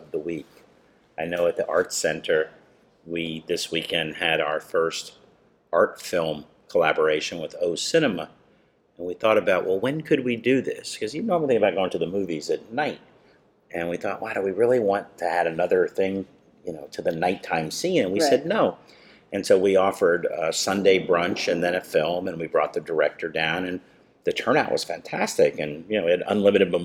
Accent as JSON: {"language": "English", "town": "Miami Gardens", "region": "Florida", "country": "United States", "tie": "born or raised there", "also_born_or_lived": "New Jersey", "said": "I came here when I was 8 years old, and I grew up in Miami Gardens."}